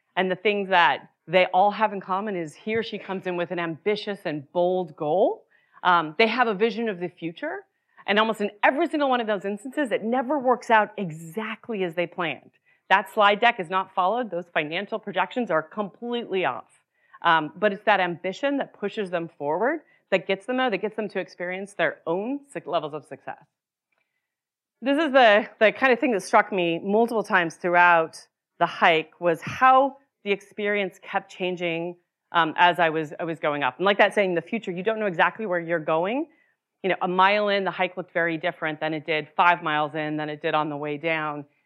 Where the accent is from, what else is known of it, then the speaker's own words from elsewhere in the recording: Utah, United States; moved away; I grew up in Utah